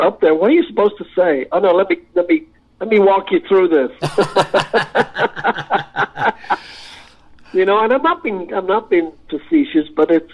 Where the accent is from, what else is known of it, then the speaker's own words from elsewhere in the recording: Ireland; I'm an Irish lad, you know, came from nothing